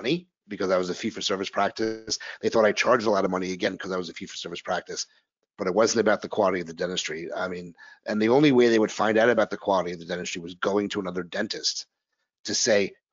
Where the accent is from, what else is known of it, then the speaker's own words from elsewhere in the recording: New York, United States; also born or lived in New Orleans; now in Philadelphia, United States; I'm a New Yorker living in Philadelphia